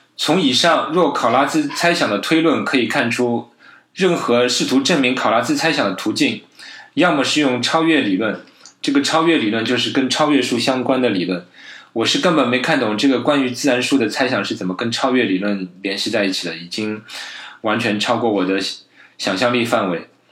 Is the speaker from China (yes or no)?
yes; China; 我觉得我们中国人的科普之路还是任重道远